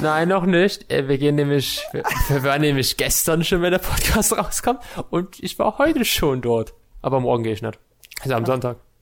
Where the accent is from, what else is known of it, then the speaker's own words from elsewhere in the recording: Saxony-Anhalt, Germany; Die sind dieses Jahr bei uns in Sachsen-Anhalt